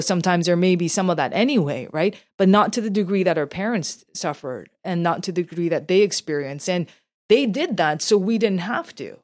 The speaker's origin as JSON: {"language": "English", "country": "Canada", "tie": "born or raised there", "said": "as a Canadian Asian, born here, but still with a very deep roots in my Korean heritage"}